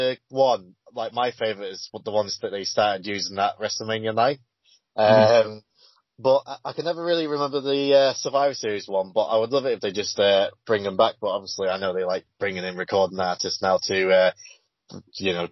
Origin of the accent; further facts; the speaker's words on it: United Kingdom; I am British